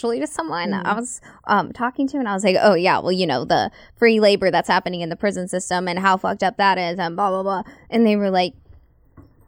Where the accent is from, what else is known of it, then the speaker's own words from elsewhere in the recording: Red Oak, Texas, United States; moved away as an adult; I came from Red Oak, Texas. They plucked me up out of Red Oak and threw me